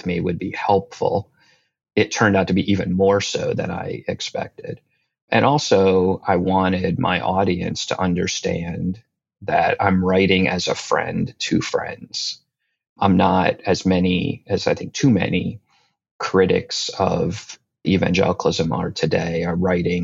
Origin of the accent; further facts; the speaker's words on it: New Jersey, United States; moved away as an adult; also born or lived in North Carolina; now in Washington, DC, United States; I grew up in New Jersey, very much a creature of the Northeast in that sense